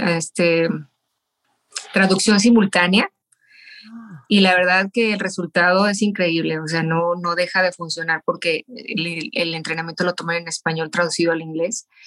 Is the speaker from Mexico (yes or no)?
yes; Mexico; moved away as an adult; now in Las Vegas, United States; soy mexicana y viviendo en Las Vegas hace ya más de 25 años